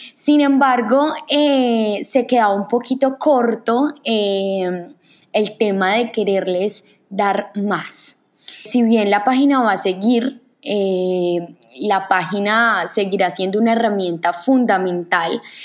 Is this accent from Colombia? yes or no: yes; Manizales, Caldas, Colombia; moved away; soy colombiana, nací en una ciudad hermosa que se llama Manizales